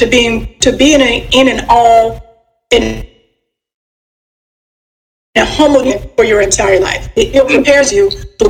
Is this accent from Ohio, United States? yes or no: no; Chicago, Illinois, United States; I was raised on the South Side.